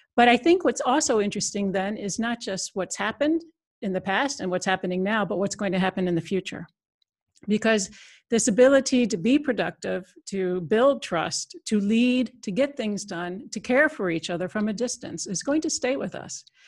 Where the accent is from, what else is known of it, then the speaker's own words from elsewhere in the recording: United States; moved away as an adult; now in Netherlands; I'm an American citizen, but I've been in Europe almost, uh, twenty-five years, so came over on a European project